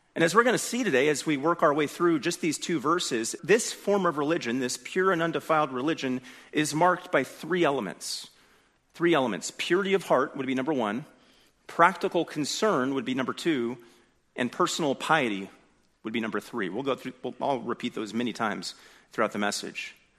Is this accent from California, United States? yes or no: yes; California, United States; I'm from California